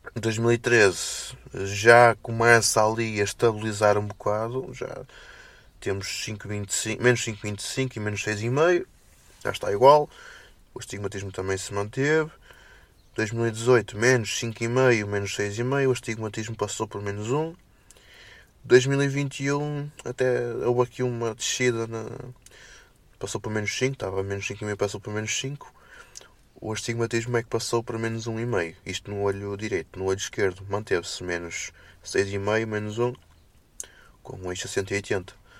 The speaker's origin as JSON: {"language": "Portuguese", "town": "Felgueiras", "region": "Norte", "country": "Portugal", "said": "sou Felgueiras"}